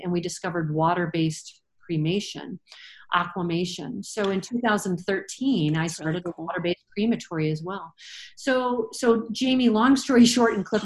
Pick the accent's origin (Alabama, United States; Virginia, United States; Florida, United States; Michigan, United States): Michigan, United States; moved away as an adult; now in Colorado, United States; I was born and raised in Michigan, so it was a natural fit to go to Michigan State